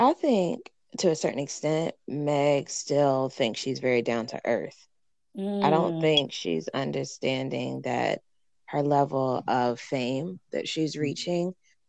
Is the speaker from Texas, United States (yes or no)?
yes; Houston, Texas, United States; I'm from Houston, Texas.